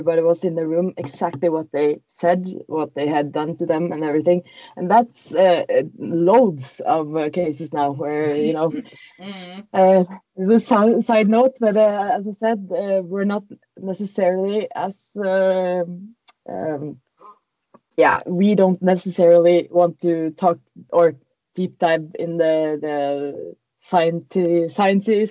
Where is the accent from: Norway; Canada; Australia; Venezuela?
Norway; English is a second language; we are from Norway